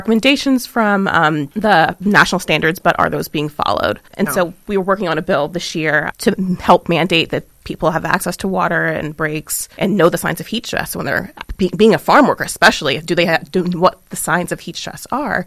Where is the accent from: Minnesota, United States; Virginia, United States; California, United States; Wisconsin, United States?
Virginia, United States; Hampton Roads; I'm from Virginia. I'm from Hampton Roads